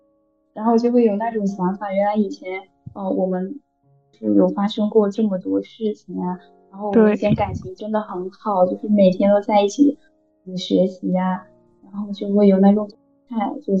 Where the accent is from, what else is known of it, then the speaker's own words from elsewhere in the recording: Fujian, China; 我是福建人。